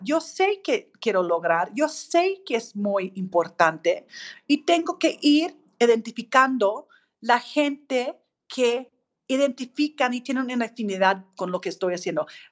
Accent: Australia; Spanish is a second language; moved away as an adult; now in Mexico; yo soy australiana, griega, mexicana, tuve pues la fortuna de llegar a México hace un poco más de 20 años

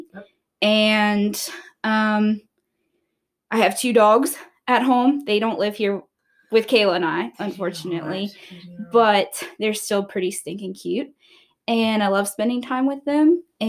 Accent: Maryland, United States; now in West Virginia, United States; I am originally from Maryland, but I'm a transplant here to West Virginia.

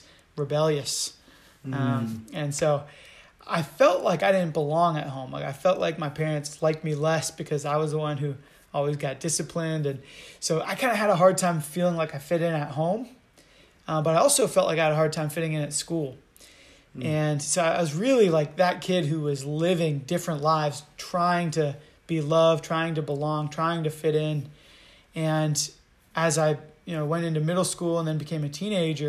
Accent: Charlottesville, Virginia, United States; I've lived in Virginia my whole life. I'm a Virginia boy through and through

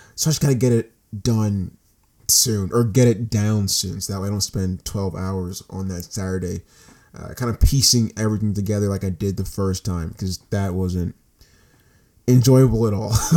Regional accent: United States; I'm an American citizen

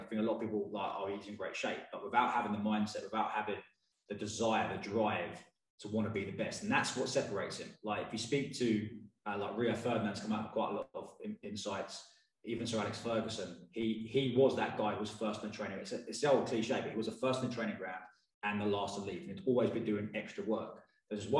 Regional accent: Watford, East of England, United Kingdom; I'm from Watford

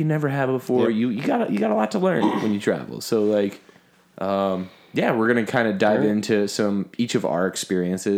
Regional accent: Philadelphia, Pennsylvania, United States; I'm from Philly

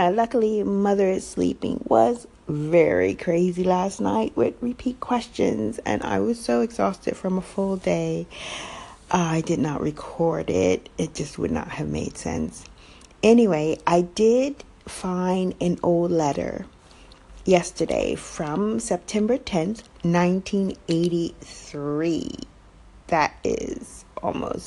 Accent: United States; moved away

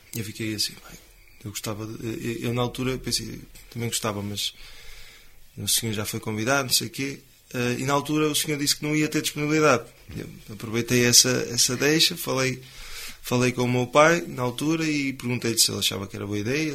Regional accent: Cinfães, Norte, Portugal; eu sou de Sinfãs, e falo que sou de Sinfãs de boca cheia

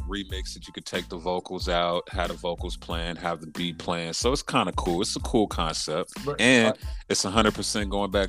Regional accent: West Coast, United States; because I'm from the West.

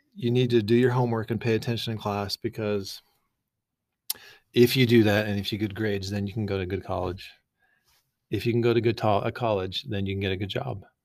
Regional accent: Boise, Idaho, United States; also born or lived in San Clemente, California; I'm from Boise

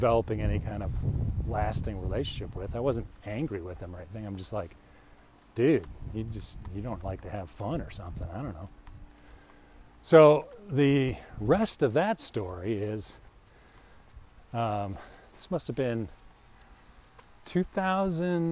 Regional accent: United States; moved away as an adult; also born or lived in Berlin, Germany; as an American

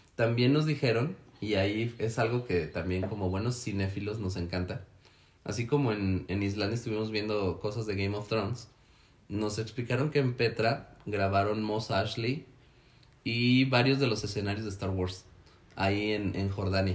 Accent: Mexico; soy mexicano

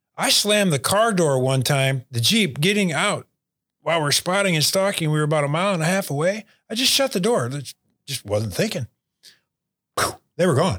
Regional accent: Unionville, Michigan, United States; moved away; growing up just outside of Bay City and Unionville there, Unionville Seaboard Area High School.

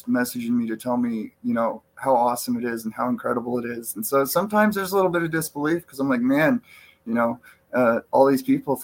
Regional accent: Cottage Grove, Oregon, United States; also born or lived in John Day, Oregon / California; now in Central Oregon, United States; I was born in Cottage Grove and raised there for the most part. Then when I was about 12, 13, we started moving around a little bit, and I wound up in Eastern Oregon in a John Day area

